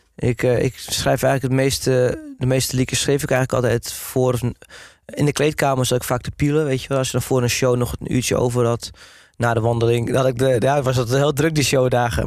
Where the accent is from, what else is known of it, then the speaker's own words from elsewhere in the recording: Hoorn, North Holland, Netherlands; also born or lived in Amsterdam; now in Wormerveer, Netherlands; ik kom dan van origine uit Horen